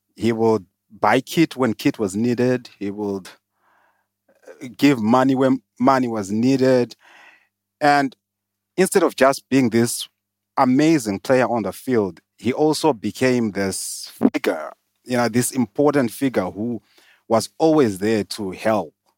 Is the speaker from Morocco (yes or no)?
no; Zimbabwe; moved away as an adult; now in South Africa; I was born in Zimbabwe, o, moved to South Africa, um, in the twenty tens.